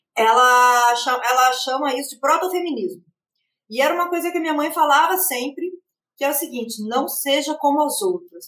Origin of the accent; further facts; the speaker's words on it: Rio Grande do Sul, Brazil; Eu ainda sou do Rio Grande do Sul, que é um estado que tem muitas Barbies